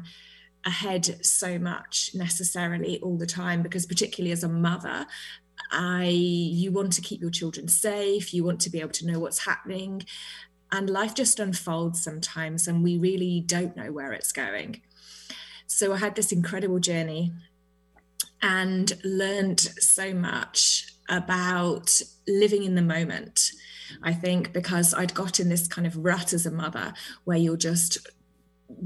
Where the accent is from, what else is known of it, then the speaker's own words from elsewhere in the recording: United Kingdom; now in New Zealand; I am British, but I am currently in New Zealand.